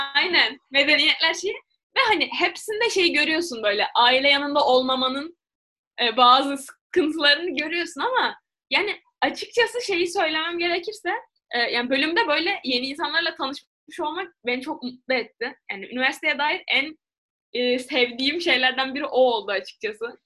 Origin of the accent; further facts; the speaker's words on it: Turkey; evet Türk'üm